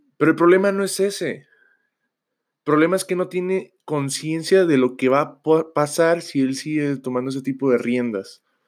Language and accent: Spanish; Mexico; nosotros que somos de mexicanos